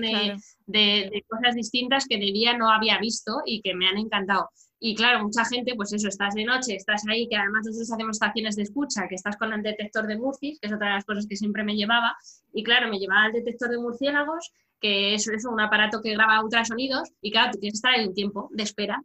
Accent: Madrid, Community of Madrid, Spain; yo soy de Madrid, en la, zona centro peninsular

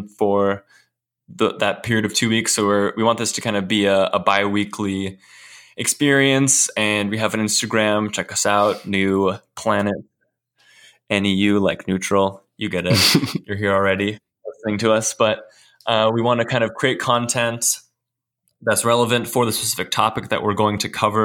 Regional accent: Woodinville, Washington, United States; I grew up in Woodinville, Washington for most of my life.

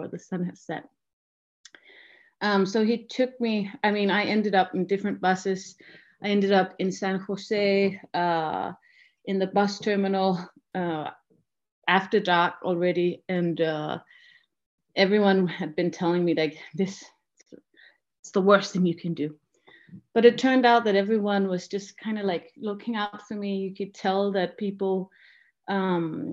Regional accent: Denmark; I'm from Denmark

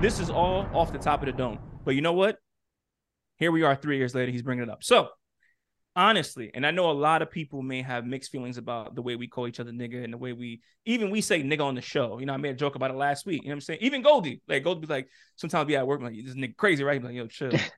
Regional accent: New York, United States; I grew up in New York

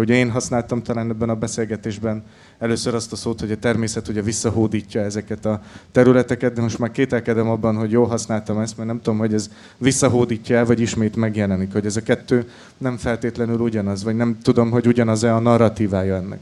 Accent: Salgótarján, Nógrád, Hungary; én sagotarjáni származású vagyok

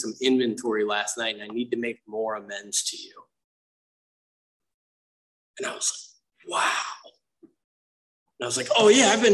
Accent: Grosse Pointe, Michigan, United States; also born or lived in Romeo, Michigan; when I was 7, we moved from Romeo to this like uptight conservative yachting town called Grosse Pointe, Michigan

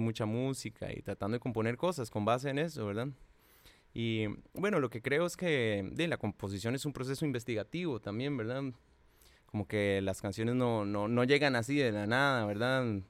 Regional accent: Cartago, Costa Rica; yo soy de Cartago

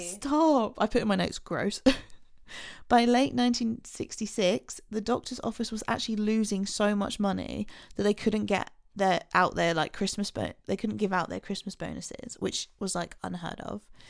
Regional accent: England, United Kingdom; we're English

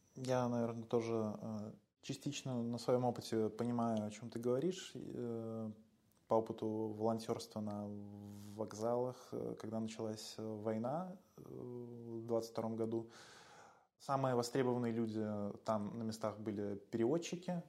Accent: Belarus; now in Warsaw, Poland; я, родом из Беларуси

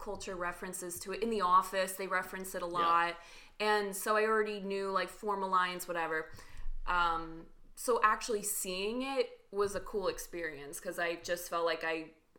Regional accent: New Jersey, United States; we're from New Jersey

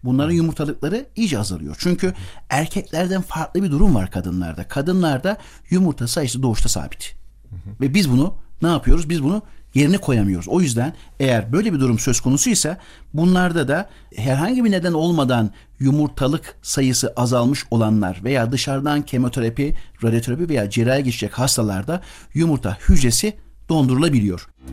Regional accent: Kayseri Province, Turkey; moved away as an adult; also born or lived in United States; now in Ankara, Turkey; 1971 Kayseri doğumluyum. Babam öğretmen. Kısaca bundan bahsetmek istiyorum. Cumhuriyetin verdiği imkanlarla ilkokula köyde başlayarak daha sonra Kayseri, sonra Ankara

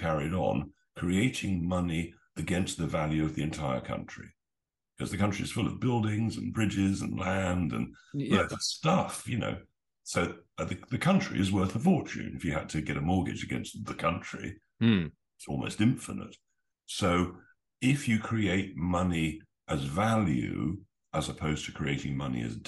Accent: England, United Kingdom; as an Englishman

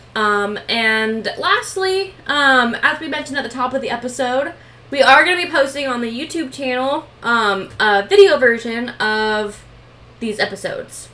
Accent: Washington, United States; we're from Washington

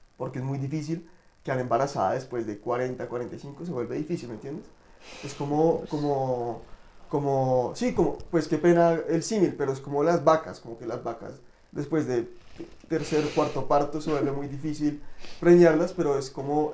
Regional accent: Colombia; como sociedad colombiana

